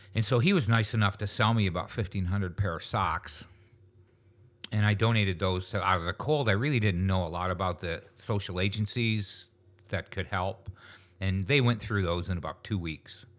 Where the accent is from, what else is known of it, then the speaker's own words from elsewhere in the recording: Niagara Falls, New York, United States; moved away as an adult; also born or lived in Lewiston, New York / Fonthill, Ontario; now in St. Catharines, Canada; I grew up in Niagara Falls, New York.